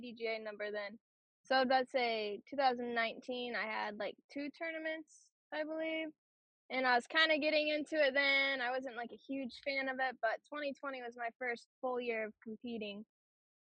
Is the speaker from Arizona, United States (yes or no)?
no; Georgia, United States; Grew up in Georgia